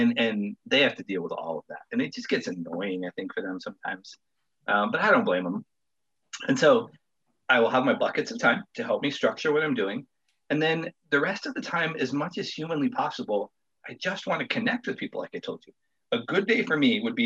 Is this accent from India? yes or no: no; Wyoming, United States; moved away; also born or lived in Colorado; My wife and I were both born and raised in Wyoming, and so we have all of our family back there